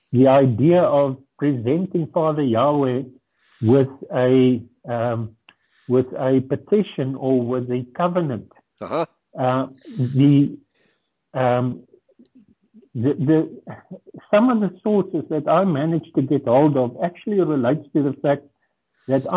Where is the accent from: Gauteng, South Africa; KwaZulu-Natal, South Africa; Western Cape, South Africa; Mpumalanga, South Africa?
KwaZulu-Natal, South Africa; Durban; English is a second language; I grew up in Durban, and that gives me or gave me the ability to communicate in English fairly well